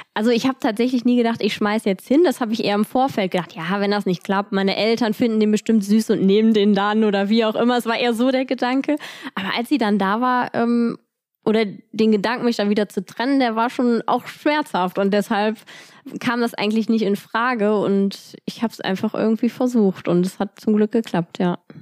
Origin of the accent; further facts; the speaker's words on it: Cologne, North Rhine-Westphalia, Germany; ich komme aus Köln, Paula auch